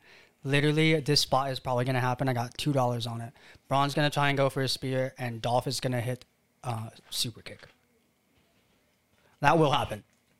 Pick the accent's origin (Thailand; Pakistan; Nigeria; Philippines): Philippines; I'm Filipino, not Chinese. Everyone in school would always tell me to do their math.